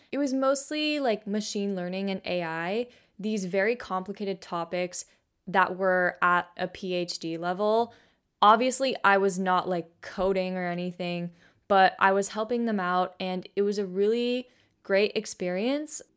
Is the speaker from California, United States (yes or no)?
yes; Bay Area, California, United States; I grew up in the Bay Area. Pretty much I've been here, like, my entire life